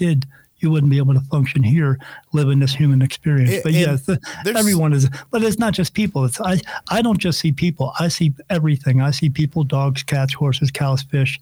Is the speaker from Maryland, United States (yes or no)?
no; New Jersey, United States; I grew up in New Jersey